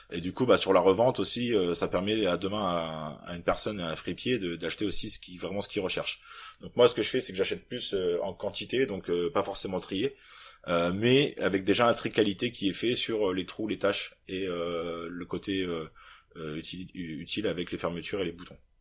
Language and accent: French; Normandy, France; je suis arrivé chez moi en Normandie